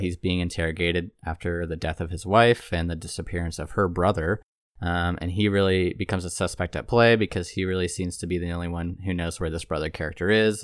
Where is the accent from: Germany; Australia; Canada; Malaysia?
Canada; Toronto, Ontario; moved away; I'm originally from Toronto, Ontario